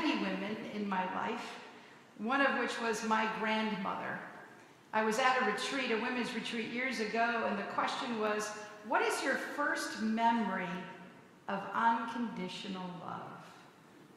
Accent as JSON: {"language": "English", "region": "Hawaii", "country": "United States", "tie": "born or raised there", "said": "I grew up in Hawaii, in missionaries"}